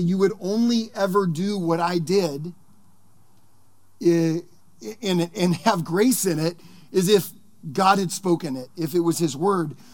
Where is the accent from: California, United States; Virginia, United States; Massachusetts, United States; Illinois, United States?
California, United States; Sonoma County; I grew up here in Sonoma County